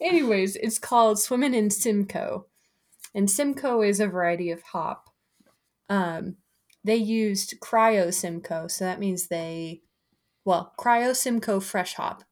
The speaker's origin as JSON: {"language": "English", "town": "Broomfield", "region": "Colorado", "country": "United States", "tie": "born or raised there", "said": "They're in Broomfield, which is my hometown."}